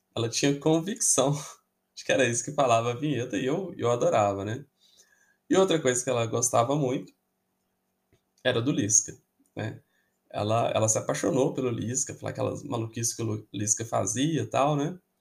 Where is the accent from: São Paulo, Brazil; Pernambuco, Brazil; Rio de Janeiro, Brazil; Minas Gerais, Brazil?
Minas Gerais, Brazil; Belo Horizonte; Eu nasci em 1983 e em Belo Horizonte, né, eu morava ali no, no bairro Caiçara